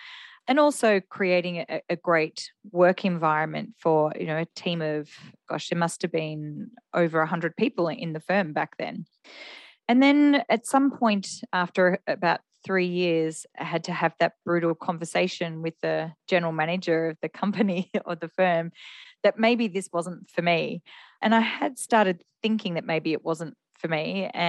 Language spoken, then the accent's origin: English; Melbourne, Victoria, Australia; Gosh, we're going back quite a while because I'm turning 50 this year, so I don't mind if I say my age. So in Melbourne